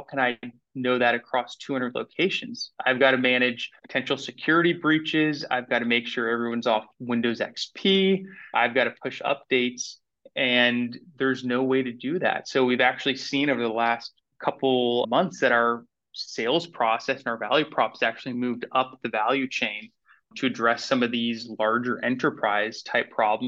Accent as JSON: {"language": "English", "town": "Atlanta", "region": "Georgia", "country": "United States", "tie": "born or raised there", "also_born_or_lived": "New York City, United States", "moved": "as an adult", "lives_now": "Winston-Salem, United States", "said": "I grew up in Atlanta and then moved to New York City after college"}